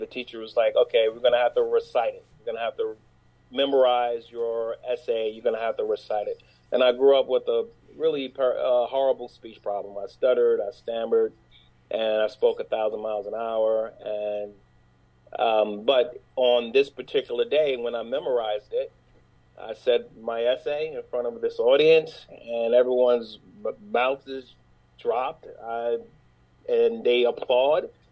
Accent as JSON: {"language": "English", "town": "New York City", "region": "New York", "country": "United States", "tie": "born or raised there", "said": "I'm from New York. I'm from New York City. Uh, born and grew up in Brooklyn Harlem"}